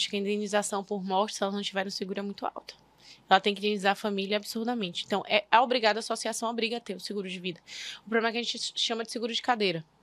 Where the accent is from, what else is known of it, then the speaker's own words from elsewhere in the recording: Bahia, Brazil; Eu sou baiana, né? Original de fábrica.